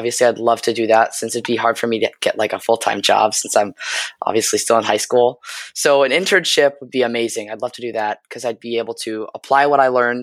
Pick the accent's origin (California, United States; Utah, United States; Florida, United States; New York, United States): California, United States; San Francisco; I'm a high school student at Lowell High School, and I'm from San Francisco.